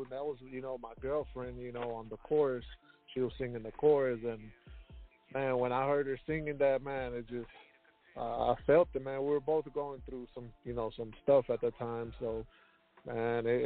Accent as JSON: {"language": "English", "town": "Houston", "region": "Texas", "country": "United States", "said": "Yes, sir. I'm from Houston."}